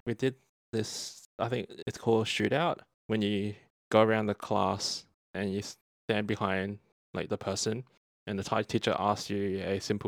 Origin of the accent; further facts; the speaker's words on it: Australia; We are two Australian-born Chinese